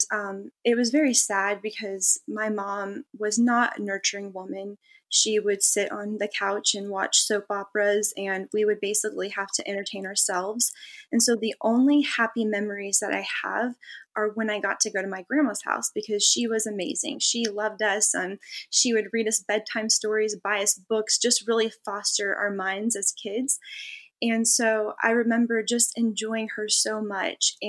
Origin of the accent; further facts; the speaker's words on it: California, United States; I grew up in California, so Vegas wasn't very far.